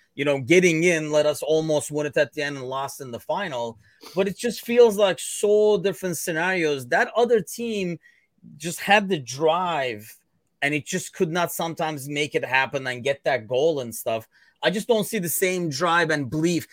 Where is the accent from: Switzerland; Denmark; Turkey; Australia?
Turkey; now in United States; me originally being from Turkey